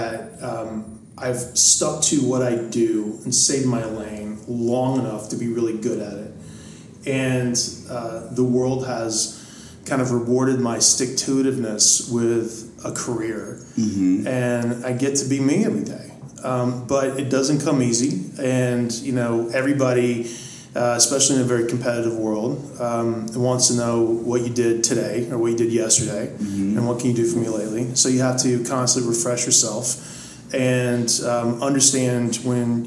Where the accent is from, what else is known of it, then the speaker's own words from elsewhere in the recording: Greenville, South Carolina, United States; moved away as an adult; also born or lived in New York City; now in Marin County, United States; I started washing dishes in the nicest restaurant in my hometown of Greenville, South Carolina.